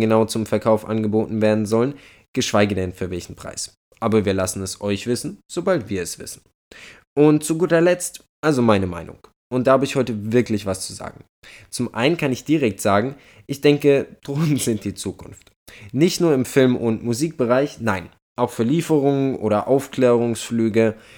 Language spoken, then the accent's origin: German; Germany; wir als Deutsche